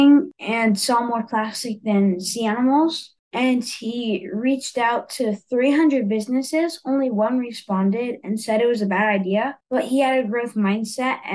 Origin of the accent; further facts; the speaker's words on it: Los Angeles, California, United States; since I grew up in Los Angeles, I had this wetlands nearby my house